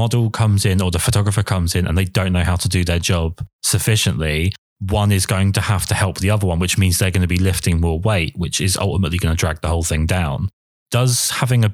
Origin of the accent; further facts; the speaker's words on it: England, United Kingdom; I'm English